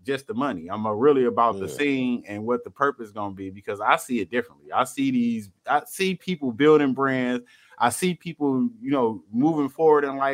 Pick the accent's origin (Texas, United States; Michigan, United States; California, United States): Michigan, United States; Detroit; I'm from Detroit